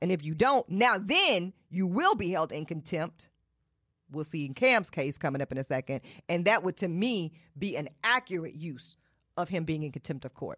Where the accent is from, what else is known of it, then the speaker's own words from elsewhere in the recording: Charlotte, North Carolina, United States; I'm from Charlotte, North Carolina. I was raised in Charlotte, North Carolina.